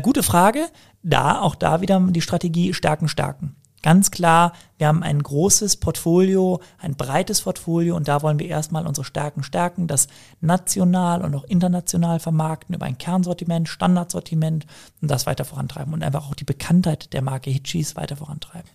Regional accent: Cologne, North Rhine-Westphalia, Germany; wir kommen beide aus Köln

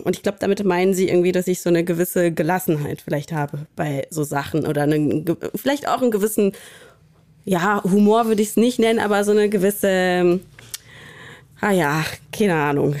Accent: Cologne, North Rhine-Westphalia, Germany; also born or lived in Berlin; ich bin ja auch gebürtige Kölnerin, tatsächlich ja. in Köln-Porz geboren

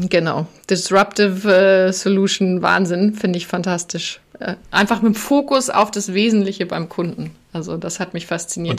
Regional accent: a small village south of Munich, Bavaria, Germany; ich bin südlich von München in einem winzigen Dorf in der Natur aufgewachsen

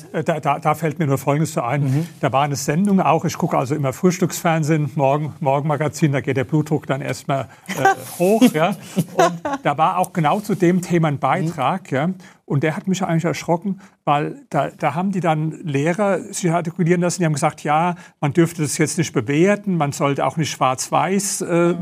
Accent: Germany; wir als Deutsche

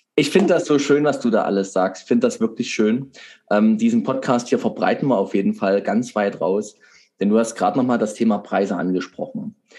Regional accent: Saxony, Germany; bei uns in Sachsen

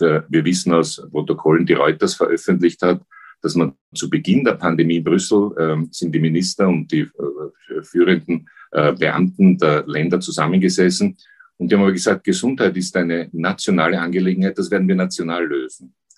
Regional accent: Austria; als Österreicher

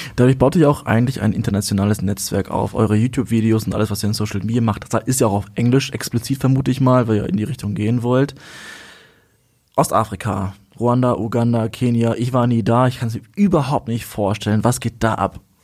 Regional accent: Kazakhstan; moved away; wurde geboren in Kasachstan

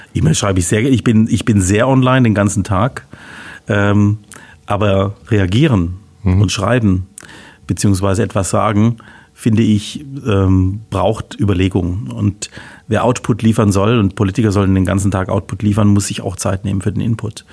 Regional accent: Heilbronn, Baden-Württemberg, Germany; also born or lived in Würzburg / Augsburg / Freiburg / Lausanne; bin geboren auf der Schanz. Wer Heilbronn gut kennt, weiß, kennt oben die Schanz natürlich so als ein Neubaugebiet damals in den, in den sechziger Jahren

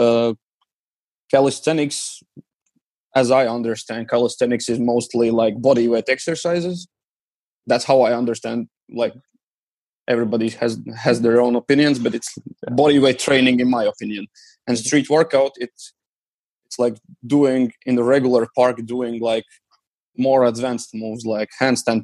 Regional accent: Riga, Latvia; my hometown, Riga.

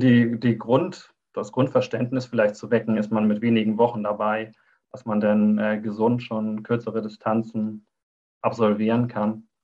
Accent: Neumünster, Schleswig-Holstein, Germany; Ich bin kaum hier rausgekommen bislang aus Schleswig-Holstein. Also ich bin äh, in Neumünster geboren.

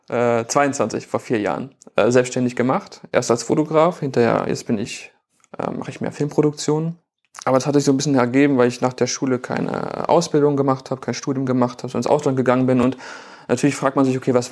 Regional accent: Bielefeld, North Rhine-Westphalia, Germany; ich bin aufgewachsen in der Nähe des Oetker-Parks, deswegen habe ich auch eben den Oetker-Park genannt.

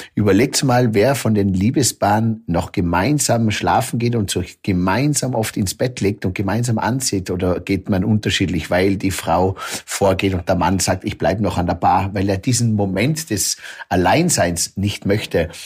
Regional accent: Zillertal, Tyrol, Austria; bei mir im Zillertal

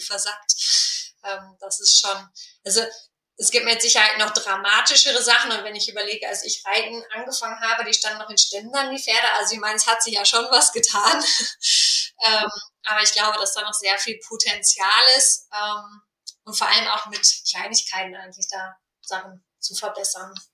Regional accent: Ruhr area, North Rhine-Westphalia, Germany; moved away; ich komme jetzt ursprünglich aus dem Ruhrgebiet

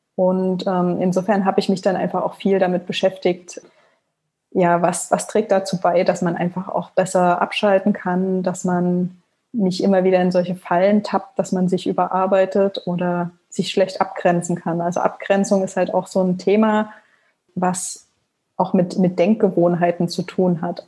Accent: Leipzig, Saxony, Germany; also born or lived in Frankfurt (Oder); ich komme aus Leipzig gebürtig und ähm, ja, habe hier Abi gemacht

